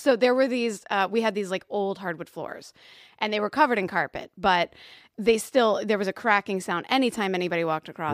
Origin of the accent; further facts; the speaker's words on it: Louisville, Kentucky, United States; I'm from Louisville, Kentucky